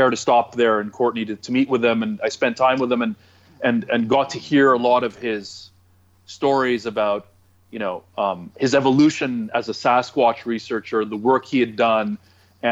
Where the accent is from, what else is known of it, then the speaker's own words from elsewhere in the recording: Toronto, Ontario, Canada; I'm from Toronto